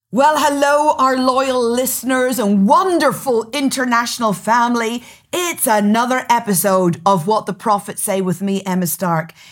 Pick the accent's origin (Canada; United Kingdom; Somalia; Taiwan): United Kingdom; Northern Ireland; accent: Northern Irish; My accent is Northern Irish